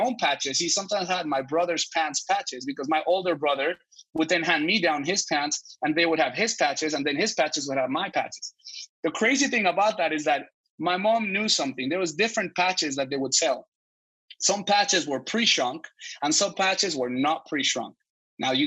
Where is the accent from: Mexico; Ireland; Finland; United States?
Mexico; moved away; I grew up in Mexico